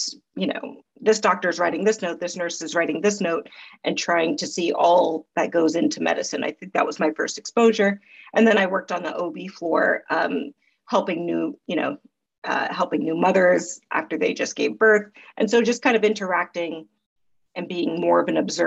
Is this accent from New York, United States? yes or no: yes; New York, United States; also born or lived in Queens, New York / Long Island, New York / Los Angeles; So I grew up here in New York. First 10 years of my life, I lived out in Queens and then came to Long Island until I left for college.